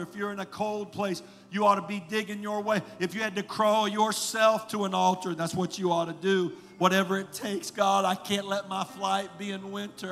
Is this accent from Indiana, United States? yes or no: yes; Indiana, United States; moved away; I was raised in Indiana